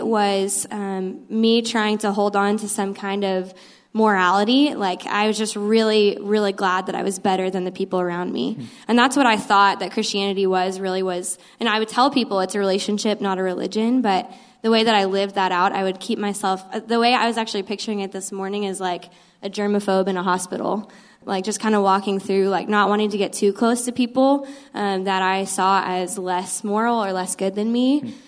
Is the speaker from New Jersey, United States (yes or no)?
no; Austin, Texas, United States; I'm actually originally from Austin